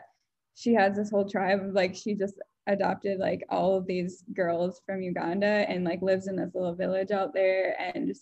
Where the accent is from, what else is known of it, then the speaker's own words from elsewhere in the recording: West Michigan, United States; growing up in West Michigan